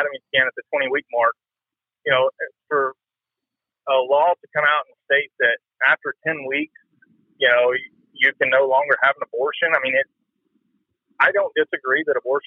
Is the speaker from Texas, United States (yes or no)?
yes; Texas, United States; I grew up in Texas, I was born in Texas